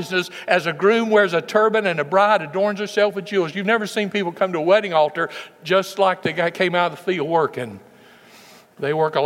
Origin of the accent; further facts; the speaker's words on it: West Tennessee, United States; When I was a boy growing up in West Tennessee